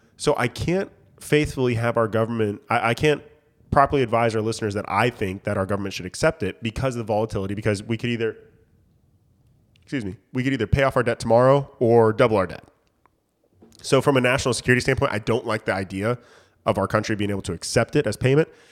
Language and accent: English; United States; as a countryman, as an American